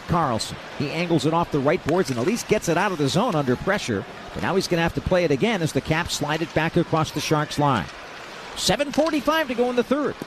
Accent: Connecticut, United States; my home state of Connecticut

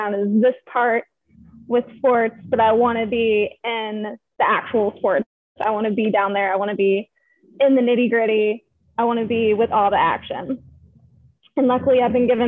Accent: Maryland, United States; moved away; also born or lived in South Carolina; I'm from Maryland

